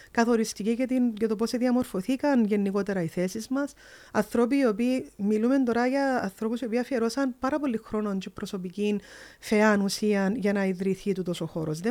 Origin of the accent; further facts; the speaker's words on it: a small village in the Marathasa valley, Limassol District, Cyprus; Εγώ έρχομαι από ένα πολλά μικρό χορκό